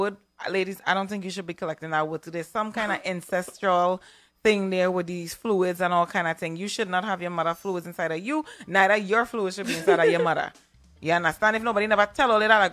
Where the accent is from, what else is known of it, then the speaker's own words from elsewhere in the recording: Trinidad & Tobago; I'm from Trinidad